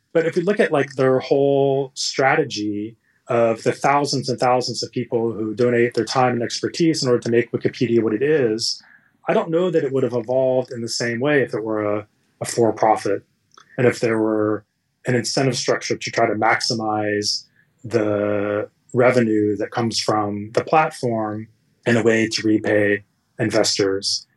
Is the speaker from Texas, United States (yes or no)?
yes; Texas, United States; born or raised there; moved away as an adult; also born or lived in California